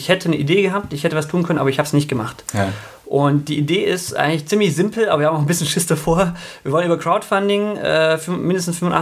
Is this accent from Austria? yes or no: no; Aalen, Baden-Württemberg, Germany; äh, Altpietismus sogar, also äh, in Württemberg groß geworden, Tefern im Aalen, mein Papa war der Vorsitzende.